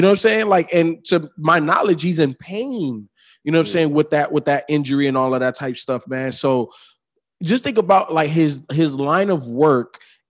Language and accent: English; Chicago, Illinois, United States; also born or lived in Miami, Florida; I grew up in Chicago and in Miami in the hood.